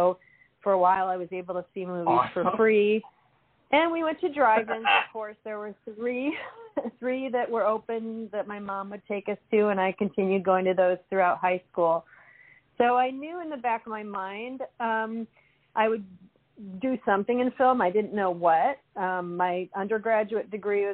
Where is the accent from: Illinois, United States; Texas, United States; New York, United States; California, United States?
Illinois, United States; Chicago; now in Los Angeles, United States; I am from Chicago. I live in Los Angeles now, though.